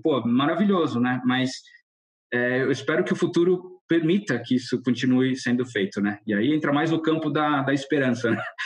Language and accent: Portuguese; Brazil; first language Portuguese; moved away as an adult; Eu curto muito ter voltado para o Brasil